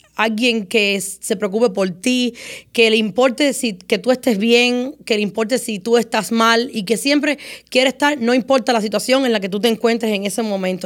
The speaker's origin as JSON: {"language": "Spanish", "town": "Moa", "country": "Cuba", "tie": "born or raised there", "moved": "yes", "lives_now": "United States", "said": "mi niñez en Cuba fue muy difícil"}